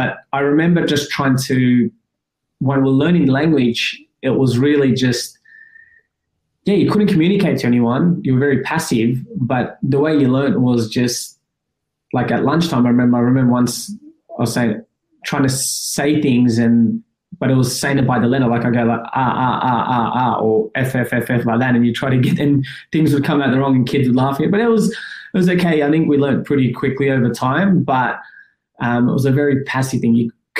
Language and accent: English; Parramatta, New South Wales, Australia; English is a second language; also born or lived in Afghanistan / Russia; I don't actually speak it at home, but I, growing up in Parramatta, my parents had to work a lot. I don't have any cousins here, like in Australia, no first cousins or uncles and stuff.